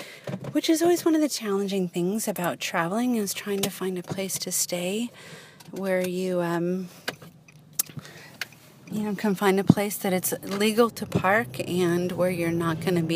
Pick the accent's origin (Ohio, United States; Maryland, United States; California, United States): California, United States; Southern; now in Northern California, United States; growing up in Southern California